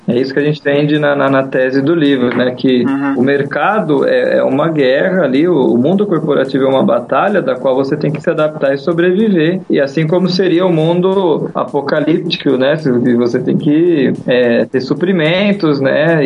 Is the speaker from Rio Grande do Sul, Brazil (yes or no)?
no; São Paulo, Brazil; nasci em São Paulo, né? Sou paulista